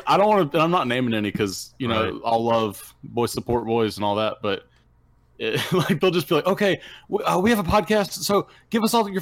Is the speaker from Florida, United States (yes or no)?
no; Alabama, United States; we're from Alabama.